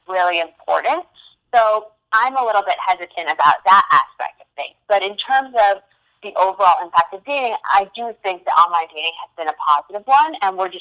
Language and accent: English; New York, United States; moved away as an adult; also born or lived in London; I'm originally from New York. Born and raised